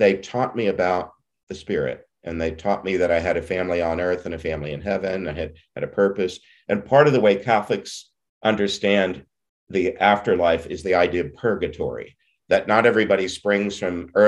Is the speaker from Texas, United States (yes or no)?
yes; Southeast Texas, United States; I didn't know very many Jews growing up in Southeast Texas